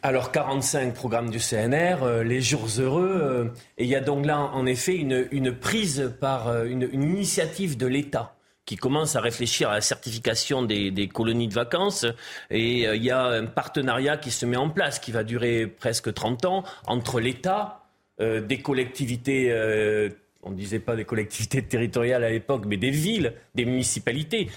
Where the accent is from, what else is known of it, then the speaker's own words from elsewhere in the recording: Gironde, Nouvelle-Aquitaine, France; je suis originaire de la Gironde